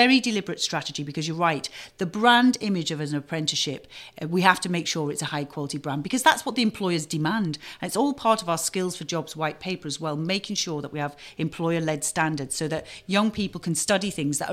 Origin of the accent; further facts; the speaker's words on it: Knowsley, North West England, United Kingdom; I grew up in Knowsley